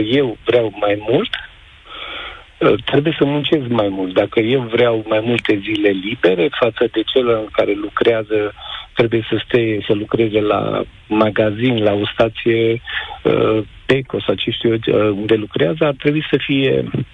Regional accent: Mureș County, Romania; also born or lived in Germany; din oraș, dar din Mureș sunt

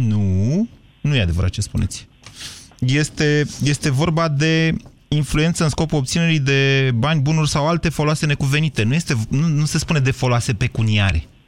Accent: Drobeta-Turnu Severin, Mehedinți County, Romania; pe noi severineni

